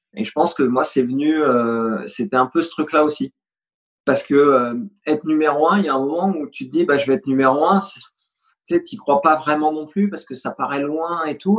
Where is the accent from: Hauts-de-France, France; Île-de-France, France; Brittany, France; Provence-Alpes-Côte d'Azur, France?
Île-de-France, France; Fontenay-sous-Bois; also born or lived in Poitiers; j'ai grandi à l'US Fontenay. J'y suis resté jusqu'à 18 ans